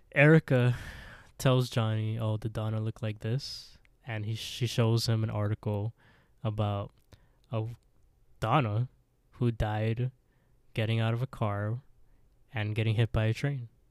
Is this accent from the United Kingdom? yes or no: no; Canada; We're Canadian